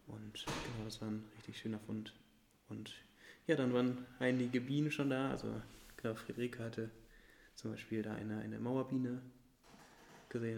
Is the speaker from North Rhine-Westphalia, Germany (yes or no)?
no; Göttingen, Lower Saxony, Germany; ich komme ja aus Göttingen